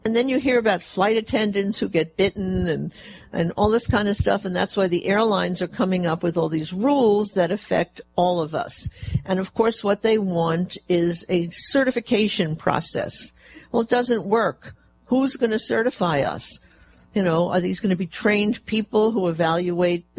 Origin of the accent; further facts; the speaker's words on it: Fresno, California, United States; my hometown of Fresno